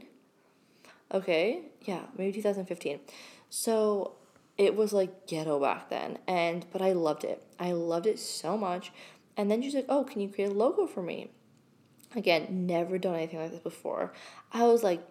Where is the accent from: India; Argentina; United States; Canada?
Canada; Blue Mountains, Ontario; also born or lived in London, Ontario; my hometown, which is in Blue Mountain, which is, again, a really small town.